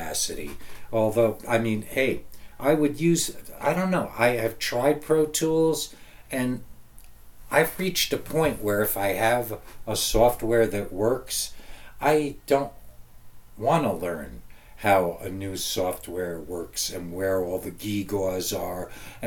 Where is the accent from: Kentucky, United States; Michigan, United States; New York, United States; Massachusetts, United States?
New York, United States; outside of New York City, United States; where I grew up outside of New York City